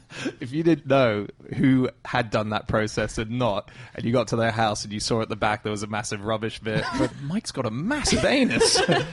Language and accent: English; Hong Kong; moved away; I used to go to Bali a lot as a child because I grew up in Hong Kong.